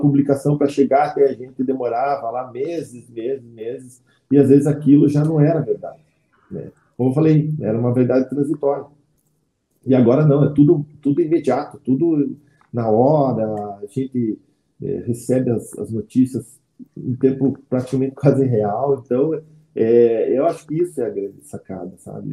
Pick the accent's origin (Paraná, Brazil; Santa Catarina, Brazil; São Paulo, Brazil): Paraná, Brazil; Campo Largo; Nasci em Campo Largo, cidade metropolitana de Curitiba. Me criei lá